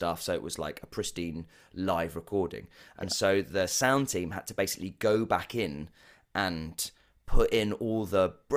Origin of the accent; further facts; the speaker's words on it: West Wickham, London, United Kingdom; I grew up in West Wickham.